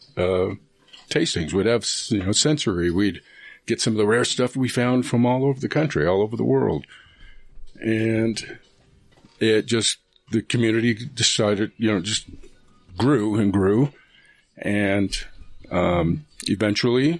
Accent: Salt Lake City, Utah, United States; I'm from Utah. I'm from Salt Lake.

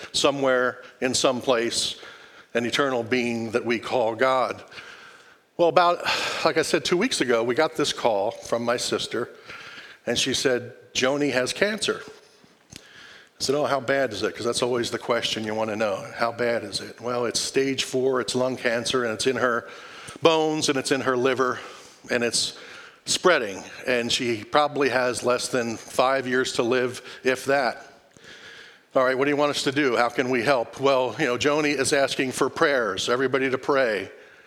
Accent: outside of Philadelphia, Pennsylvania, United States; moved away; I grew up outside of Philadelphia

